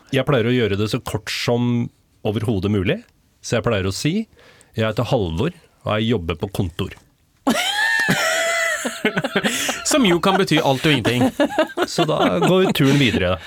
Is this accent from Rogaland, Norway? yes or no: no; Rakkestad, Østfold, Norway; jeg er fra Rakstad